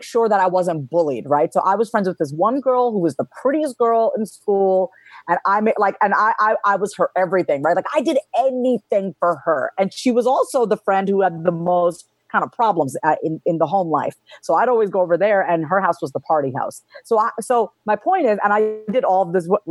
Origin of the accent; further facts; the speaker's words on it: Long Island, New York, United States; moved away; also born or lived in Austin; I was born and raised on Long Island, New York